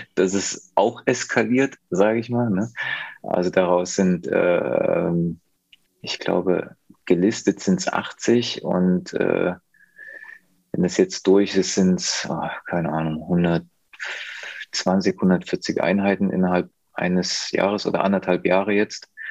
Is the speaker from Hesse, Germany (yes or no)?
no; near Leipzig, Saxony, Germany